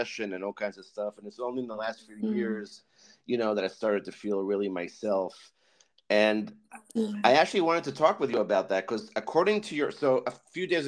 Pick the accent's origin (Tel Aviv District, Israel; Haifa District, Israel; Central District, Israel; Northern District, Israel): Haifa District, Israel; Haifa; now in New Jersey, United States; I grew up in Haifa, and I was in Israel for 16 years when I was a kid.